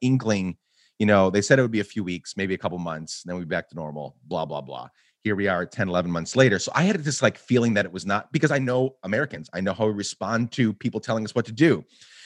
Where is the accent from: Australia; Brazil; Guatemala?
Guatemala; moved away; also born or lived in Rochester, New York; I grew up in Guatemala